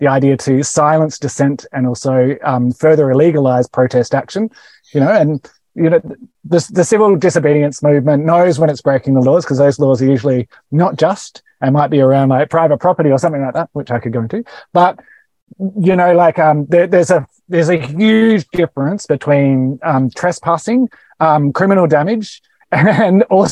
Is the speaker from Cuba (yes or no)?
no; Australia; I am an Australian